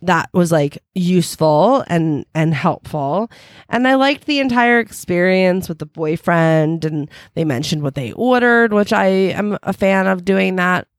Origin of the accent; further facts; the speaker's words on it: New Jersey, United States; also born or lived in Philadelphia; now in Los Angeles, United States; I've lived in New Jersey for my, I, I, for my entire childhood, and I'm from